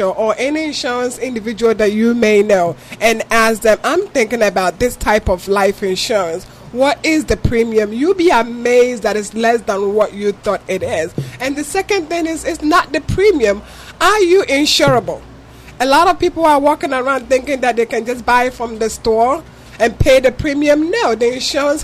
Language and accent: English; Ghana; moved away; If you can tell from my accent, I'm from Ghana